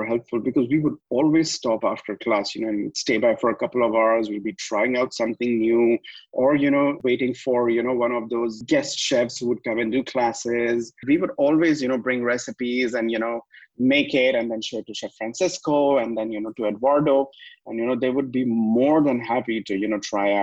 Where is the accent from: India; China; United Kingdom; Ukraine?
India; now in Dubai, United Arab Emirates; I'm from India